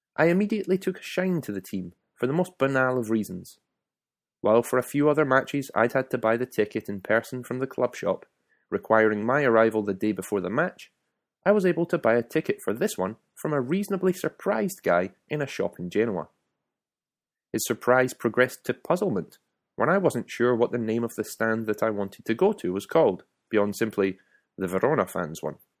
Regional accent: Scotland, United Kingdom; moved away as an adult; now in Italy; I was from Scotland

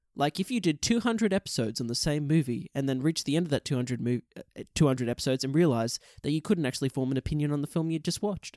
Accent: Australia; we're both Australian

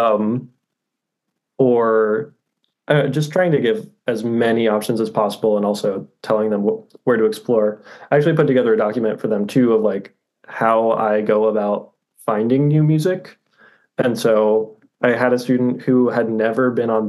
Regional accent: Austin, Texas, United States; moved away as an adult; also born or lived in Commerce, Texas / Lincoln, Nebraska; now in High Point, United States; I grew up in Austin, Texas

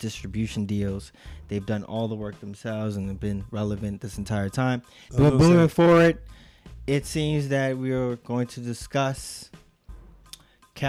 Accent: Houston, Texas, United States; growing up in Houston

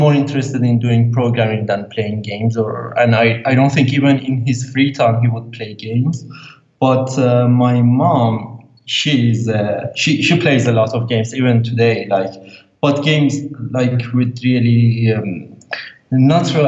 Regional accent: Iran; English is a second language; I'm from Iran.

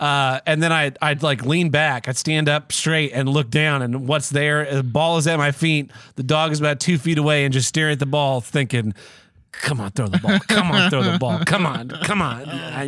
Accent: Minnesota, United States; Oh, well, you know, I'm from Minnesota

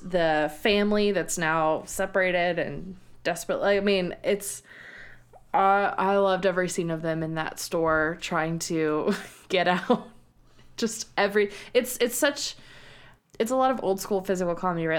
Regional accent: San Antonio, Texas, United States; I'm from San Antonio

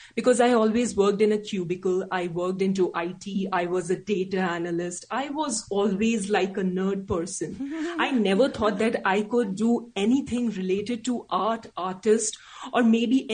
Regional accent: India; English is a second language; I'm an Indian

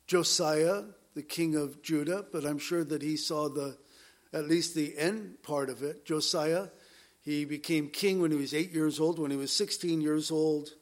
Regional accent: Southern California, United States; growing up in Southern California

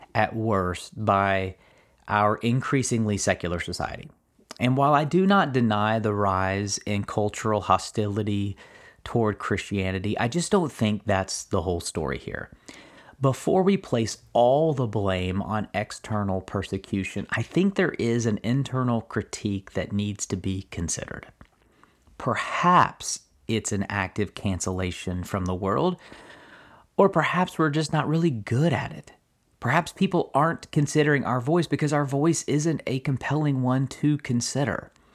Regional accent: Kentucky, United States; I'm, uh, born and raised in Kentucky

